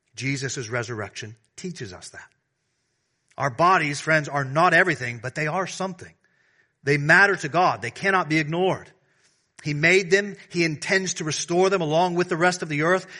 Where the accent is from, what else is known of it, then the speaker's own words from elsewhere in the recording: the South, United States; now in Washington, D.C., United States; I'm from the South.